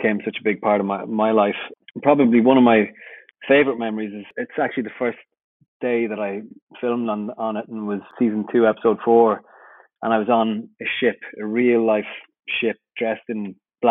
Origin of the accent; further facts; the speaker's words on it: Ireland; as an Irish person